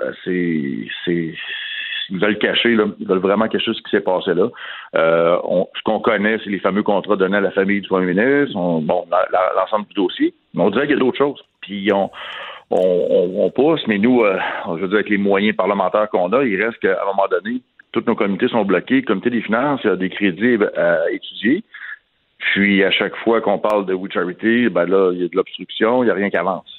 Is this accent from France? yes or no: no; Canada; ici, chez nous, au Canada